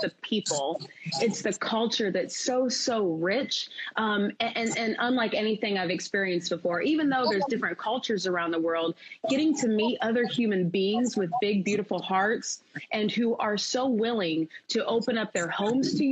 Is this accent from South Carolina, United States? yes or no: no; Indiana, United States; now in Seattle, United States; I live here in Seattle, Washington, but I'm a Midwest girl. I'm from Indiana